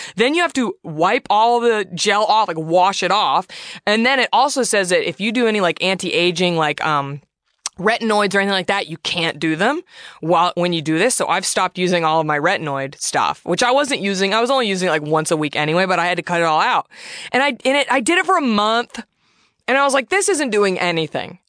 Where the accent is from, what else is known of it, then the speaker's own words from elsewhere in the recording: Southwest, United States; I'm from the Southwest. My grandmother would make prickly pear preserves my whole childhood